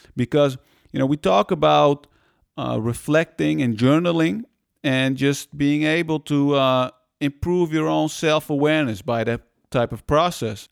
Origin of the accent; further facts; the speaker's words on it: Netherlands; also born or lived in Iran; we came to the Netherlands from Iran